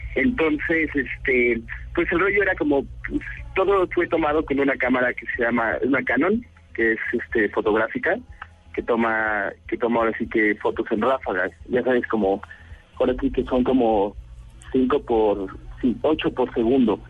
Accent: Mexico City, Mexico; somos de México, del DF, de la capital

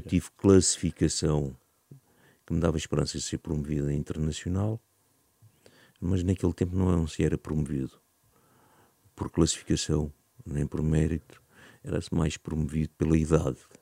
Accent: Algés, Lisbon, Portugal; born or raised there

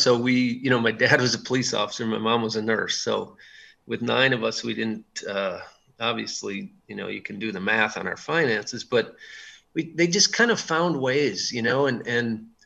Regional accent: Wisconsin, United States; growing up in Wisconsin

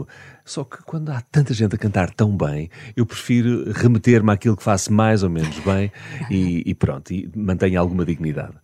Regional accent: Algarve, Portugal; also born or lived in Lisbon; eu, só fui para o Algarve com 10 anos. Ok. Um, portanto, em miúdo, na minha infância, eu passei em Lisboa, onde de resto eu nasci

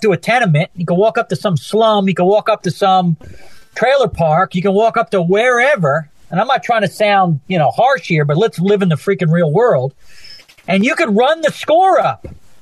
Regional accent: Philadelphia, Pennsylvania, United States; I'm from Philly, so I know Montgomery County, Bucks right. County, Delaware County, I know them all

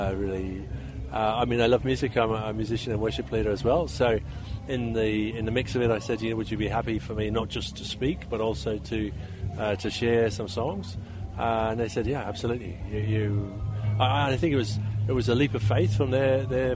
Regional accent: Belfast, Northern Ireland, United Kingdom; also born or lived in Great Britain (mainland) / Papua New Guinea; now in Toowoomba, Australia; I was born and raised in Ireland, in a community in Northern Ireland which was torn apart by violence

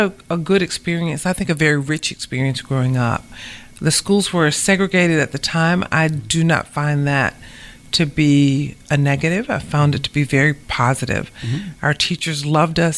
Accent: Savannah, Georgia, United States; moved away as an adult; also born or lived in Dayton, Ohio / New Haven, Connecticut; I grew up right here in Savannah

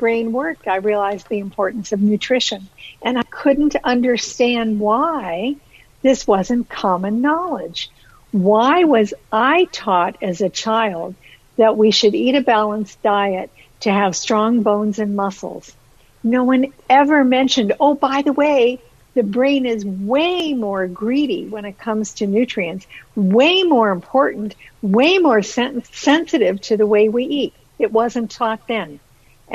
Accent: Ohio, United States; now in Canada; I've actually been in Canada more than half my life, but I was born and raised in Ohio

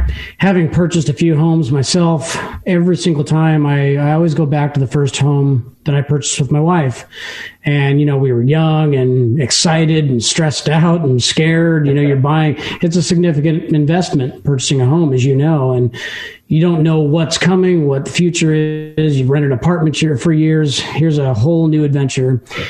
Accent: Tacoma, Washington, United States; it was in the town I was raised in Tacoma.

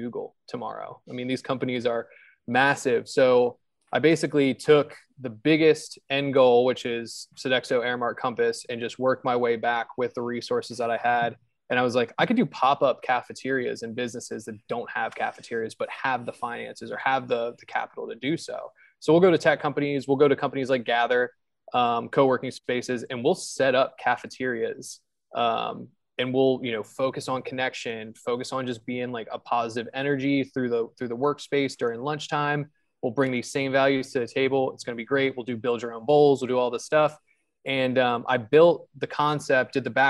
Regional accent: Hagerstown, Maryland, United States; also born or lived in Baltimore / Chicago; now in Richmond, United States; I'm from Hagerstown

